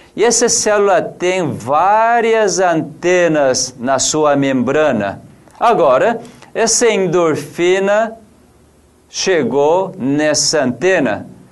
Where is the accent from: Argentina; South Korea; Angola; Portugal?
South Korea; Portuguese is a second language; also born or lived in São Paulo, Brazil; now in Brazil; Eu, como coreano